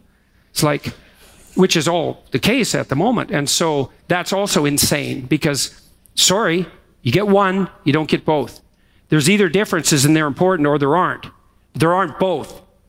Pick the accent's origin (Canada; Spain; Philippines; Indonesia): Canada; Alberta; Yeah, you know, when I came here from Alberta, I had always wanted to come to Montreal.